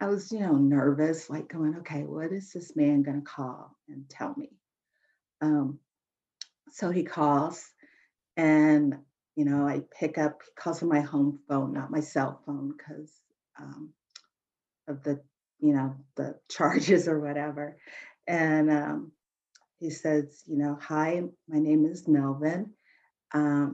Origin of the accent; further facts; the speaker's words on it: Albuquerque, New Mexico, United States; I was born in Albuquerque, New Mexico